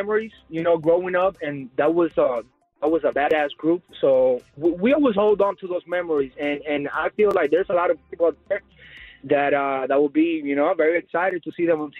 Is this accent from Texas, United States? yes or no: no; Las Vegas, Nevada, United States; grew up here in Las Vegas